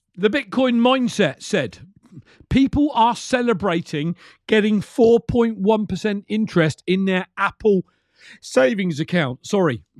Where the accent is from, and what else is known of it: United Kingdom